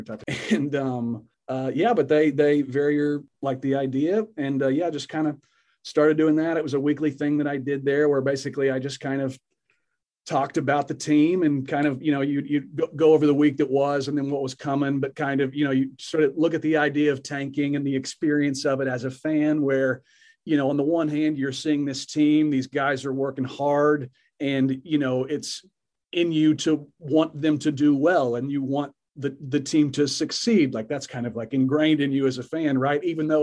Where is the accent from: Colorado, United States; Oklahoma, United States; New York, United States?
Oklahoma, United States; moved away; I'm from Oklahoma originally